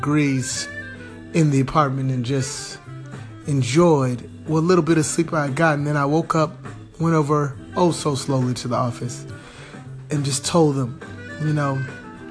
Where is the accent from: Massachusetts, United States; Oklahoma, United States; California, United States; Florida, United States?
California, United States; Southern; I'm from Southern California